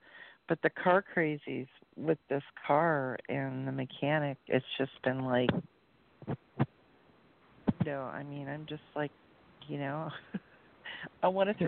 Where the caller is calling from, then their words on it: Las Vegas, Nevada, United States; I'm calling from Vegas.